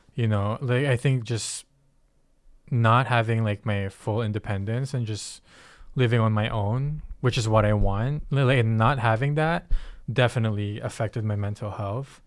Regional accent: Philippines; moved away; I come from the Philippines

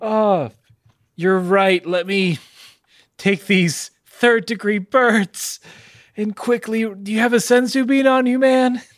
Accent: the South, United States; I'm from the South

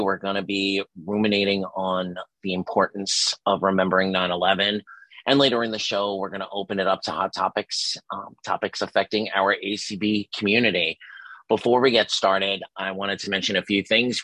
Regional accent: New York City, New York, United States; I was from Staten. I you know lived in Staten Island for a very long time

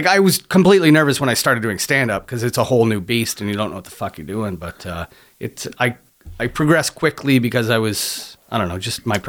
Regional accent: Niagara-on-the-Lake, Ontario, Canada; moved away; also born or lived in London, Ontario; I grew up in Niagara Lake. Just around the Golden Horseshoe from Hamilton.

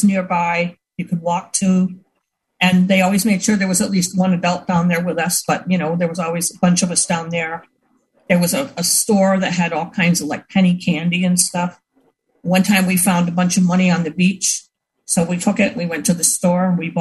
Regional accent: Buffalo, New York, United States; I grew up in Buffalo and in Buffalo, New York

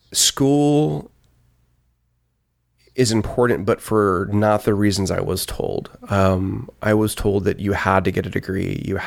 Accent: Dallas, Texas, United States; I grew up in Dallas, outside of Dallas, and Collin County Community College had just started a program

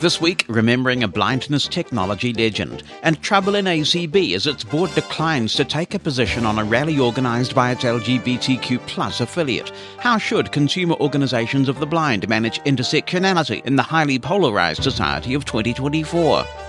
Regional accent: New Zealand; As a teenager getting into computers and growing up in New Zealand

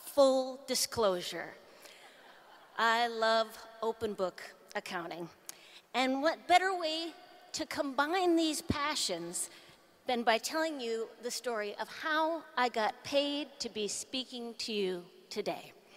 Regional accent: Duluth, Minnesota, United States; I'm still from Duluth

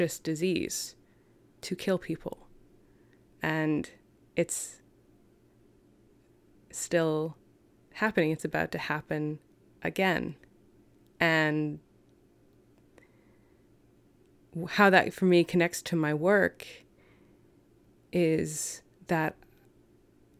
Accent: London, Ontario, Canada; now in Vancouver, Canada; where I'm from, I was born in London, Ontario

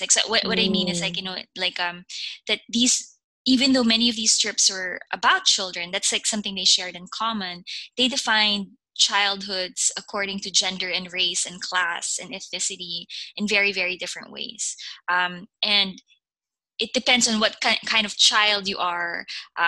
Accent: Philippines; moved away as an adult; now in United States; When I was growing up in the Philippines

